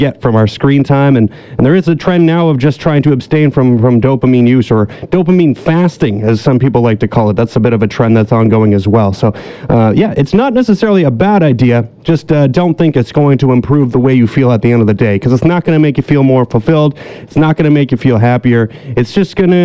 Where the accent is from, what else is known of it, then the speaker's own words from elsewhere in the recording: British Columbia, Canada; we as British Columbians